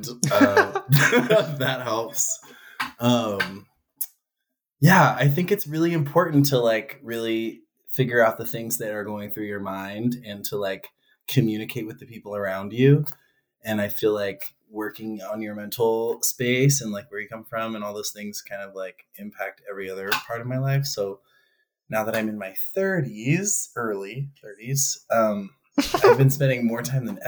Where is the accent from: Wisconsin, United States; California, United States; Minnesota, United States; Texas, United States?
California, United States; Vallejo; moved away as an adult; also born or lived in Eugene, Oregon / Corvallis, Oregon; now in Portland, United States; I was born in Vallejo, moved up here, or I lived in California until I was graduated high school, and then I moved to Oregon in 2009